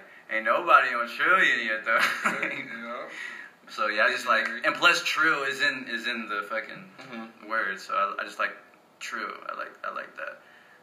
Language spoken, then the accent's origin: English; Texas, United States; also born or lived in Italy; I moved to Texas in 2000 from Italy. And, like, this is really where I grew up